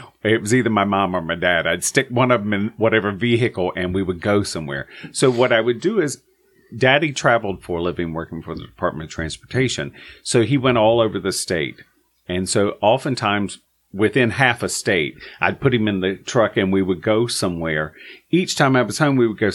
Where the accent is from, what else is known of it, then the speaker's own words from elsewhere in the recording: Cove City, North Carolina, United States; moved away as an adult; I haven't been back to where I grew up in Eastern North Carolina, Cove City